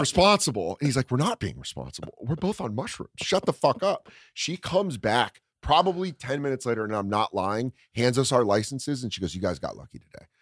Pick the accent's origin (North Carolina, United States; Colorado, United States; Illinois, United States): Colorado, United States; Aurora; I grew up in Aurora, Colorado